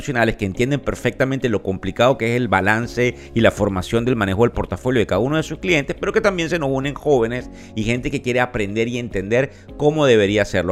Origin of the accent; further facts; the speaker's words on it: Venezuela; como venezolano